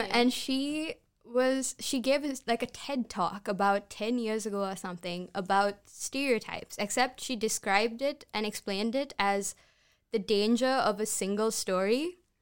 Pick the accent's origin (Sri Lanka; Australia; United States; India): Sri Lanka; English is a second language; I'm Sri Lankan